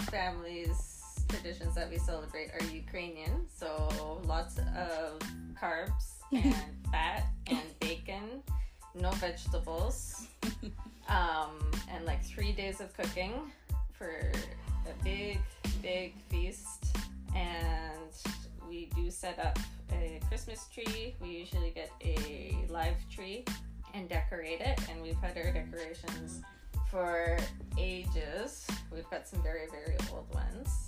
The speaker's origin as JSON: {"language": "English", "area": "Sunshine Coast", "region": "British Columbia", "country": "Canada", "tie": "born or raised there", "said": "Uh, born and raised on the Sunshine Coast in Canada. Received education here. My family's been here a very long time, so this is this is my home."}